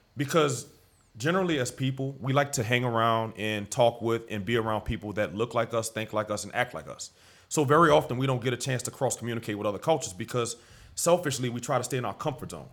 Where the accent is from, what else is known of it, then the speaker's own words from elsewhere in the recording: New Orleans, Louisiana, United States; also born or lived in Algiers, New Orleans; In the Seven Walk, right, uh, right near City Park. Uh, so, the Seven Walk, for those that don't know, the fairgrounds area, City Park, L S U Dental School, that was my neighborhood, my stomping ground. So, New Orleans has been home